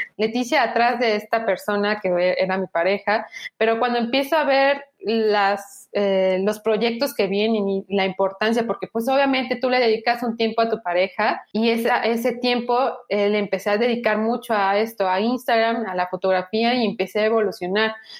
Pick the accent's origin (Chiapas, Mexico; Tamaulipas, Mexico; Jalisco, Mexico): Chiapas, Mexico; Tuxtla Gutiérrez; moved away as an adult; now in Mexico City, Mexico; Yo soy de Chiapas, de Tuxtla Gutiérrez, Chiapas, eh, un estado al sur de México. Y eh, hoy en día vivo en la gran y bella, hermosa Ciudad de México